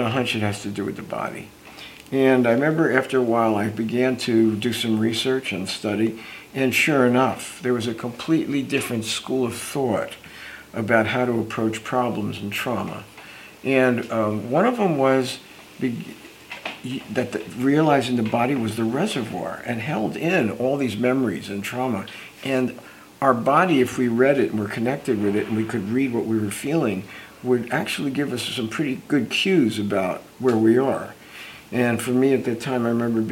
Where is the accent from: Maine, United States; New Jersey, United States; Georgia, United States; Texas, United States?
New Jersey, United States; Newark; moved away as an adult; now in California, United States; here I come to California from Newark, New Jersey area